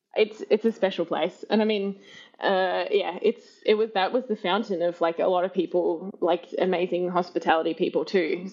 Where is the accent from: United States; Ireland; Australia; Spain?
Australia; moved away as an adult; I'm Australian